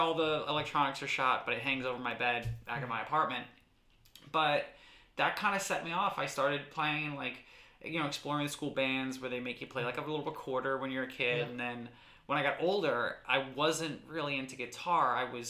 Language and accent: English; Stroudsburg, Pennsylvania, United States; also born or lived in New Jersey; now in Richmond, United States; So I was always in Stroudsburg, always like in the Valley, always in the Poconos. So this is home to me.